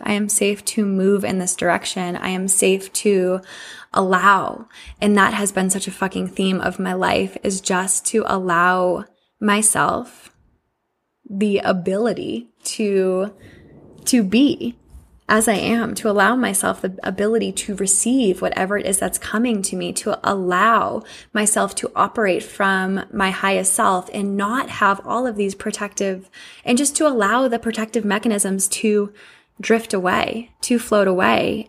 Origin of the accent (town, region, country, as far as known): Massachusetts, United States; born or raised there; moved away